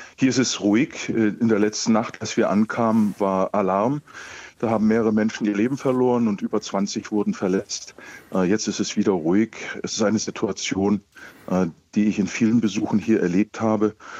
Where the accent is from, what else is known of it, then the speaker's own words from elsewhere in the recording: Germany; als Deutsche